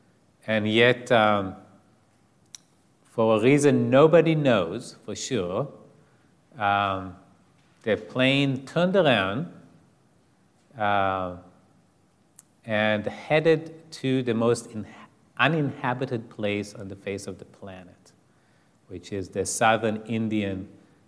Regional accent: Israel; moved away; growing up in Israel

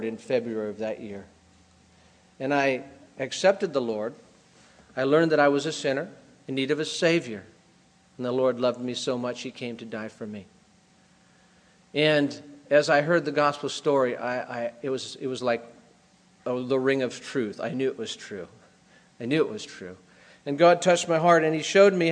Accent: United States; moved away as an adult; also born or lived in Brazil; I grew up in America

